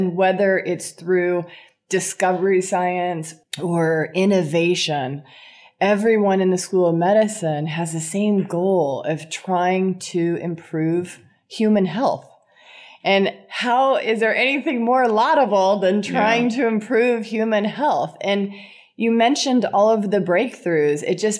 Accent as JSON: {"language": "English", "region": "California", "country": "United States", "tie": "born or raised there", "said": "So I grew up in Southern California. at the time of, yes, the Valley Girl. And I was in the Valley in the 80s."}